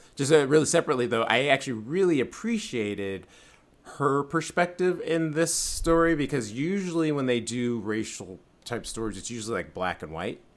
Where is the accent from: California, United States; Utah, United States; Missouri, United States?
California, United States; San Francisco; I'm from San Francisco